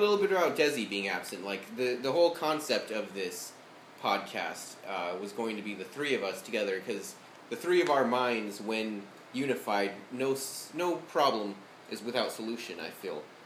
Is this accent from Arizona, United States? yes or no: yes; Arizona, United States; moved away as an adult; now in Athens, United States; I'm actually from Arizona.